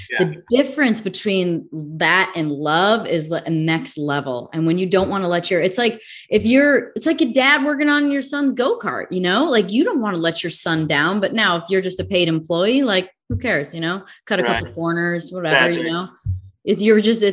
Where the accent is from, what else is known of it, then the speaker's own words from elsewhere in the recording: the Midwest, Illinois, United States; I grew up in the Midwest, so we also had our choice of who we thought the worst fans were, living in Illinois.